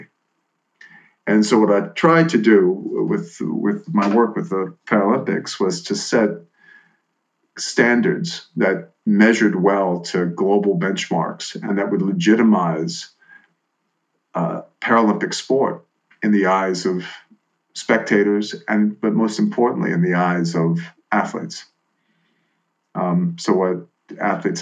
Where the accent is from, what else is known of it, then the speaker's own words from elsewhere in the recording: New Orleans, Louisiana, United States; moved away; Growing up in New Orleans